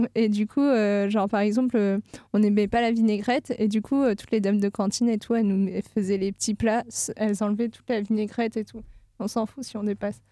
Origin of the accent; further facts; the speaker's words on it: south of France, France; now in Nantes, France; Je ne viens pas de l'Ouest du tout. Je viens du sud de la France